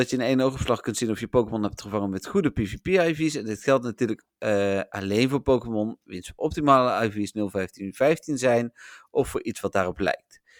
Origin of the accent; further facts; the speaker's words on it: Elburg, Gelderland, Netherlands; born there; Ik ben geboren in Elburg, Melvin. Ik bedoel, heb verder niks met die stad of dat dorp, maar ik ben er geboren.